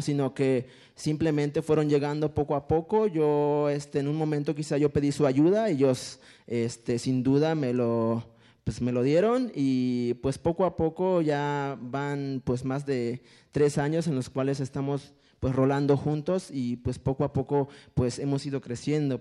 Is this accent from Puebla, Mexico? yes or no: yes; a village near Pantepec and Mecapalapa, Puebla, Mexico; first language Totonac; Spanish is a second language; moved away; venir de un pueblo y pues, empezar hablando totonaco, ir a la escuela descalzo